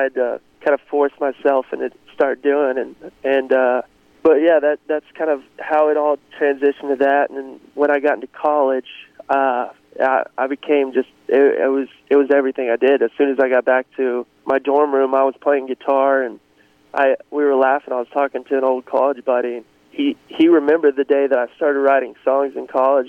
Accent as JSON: {"language": "English", "town": "Greenwood", "region": "Arkansas", "country": "United States", "tie": "born or raised there", "also_born_or_lived": "Nashville", "moved": "as an adult", "said": "I grew up in Greenwood, Arkansas, which is right outside of Fort Smith"}